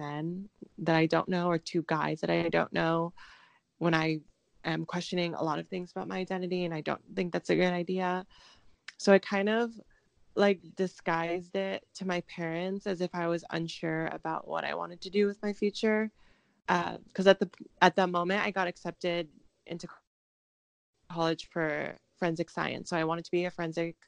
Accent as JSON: {"language": "English", "town": "Seattle", "region": "Washington", "country": "United States", "tie": "born or raised there", "said": "I got a scholarship to go to Seattle University, which is where I grew up in Washington"}